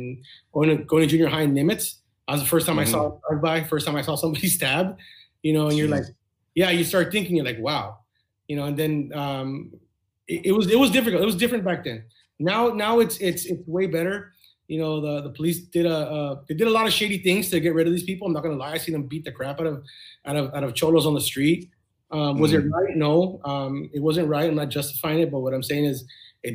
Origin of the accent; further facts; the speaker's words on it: Bell, California, United States; also born or lived in Walnut Park, California; born and raised in Bell. I lived in Bell my entire life.